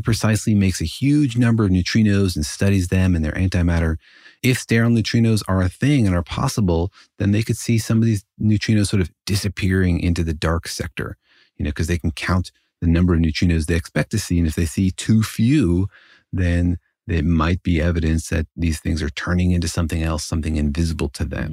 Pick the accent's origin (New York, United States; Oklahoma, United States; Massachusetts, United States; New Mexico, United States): New Mexico, United States; Los Alamos; Los Alamos, actually my hometown